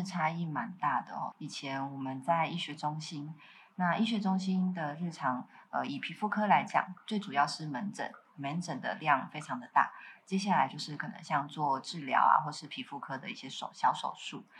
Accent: Taichung, Taiwan; moved away as an adult; now in Kaohsiung, Taiwan; 我我其实是台中人，那我是来自台中的新社。以前讲新社，其实都没有人知道到底在哪里，因为就是一个乡下地方。

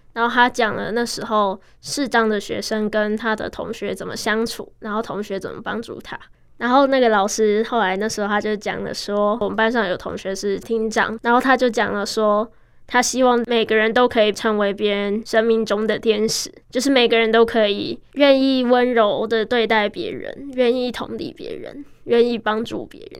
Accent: Taiwan; 十七年前我在这间医院出生了，是爸妈殷殷期盼的第一个孩子

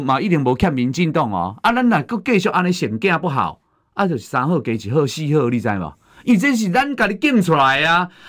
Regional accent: Taiwan; 却一再的消侮辱我们台湾人民，这才是真正最可恶的地方啊！

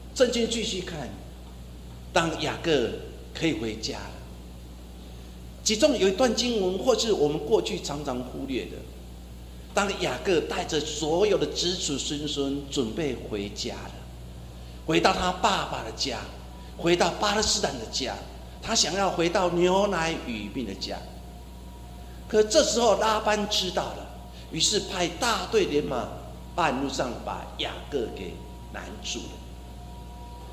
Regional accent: Taiwan; 我们台湾人常常说，哦，有够碎当当

